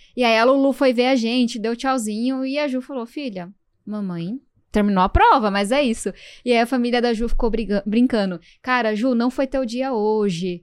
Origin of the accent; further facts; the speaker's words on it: São Paulo, Brazil; eu venho da Zona Sul de São Paulo e eu cresci ouvindo o barulho da Fórmula 1